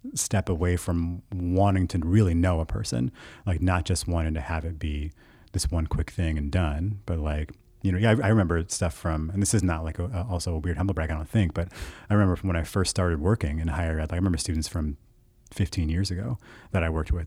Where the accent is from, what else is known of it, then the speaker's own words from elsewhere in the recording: United States; I was raised in the United States where Christianity is the main religion